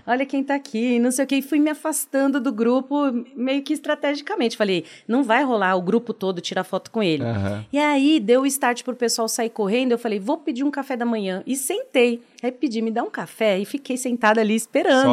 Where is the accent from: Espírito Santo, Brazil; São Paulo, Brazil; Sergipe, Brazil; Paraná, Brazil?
São Paulo, Brazil; Sou de São Paulo, extremo da Zona Leste